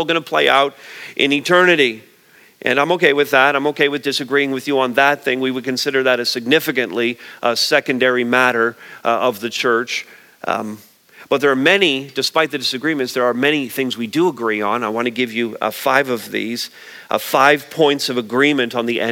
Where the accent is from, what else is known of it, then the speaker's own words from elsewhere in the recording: Montreal, Quebec, Canada; I grew up in Montreal